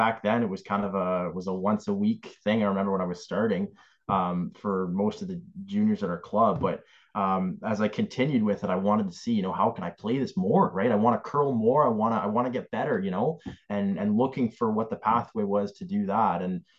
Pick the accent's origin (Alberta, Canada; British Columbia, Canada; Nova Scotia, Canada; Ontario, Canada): Ontario, Canada; Kingston; I grew up in Kingston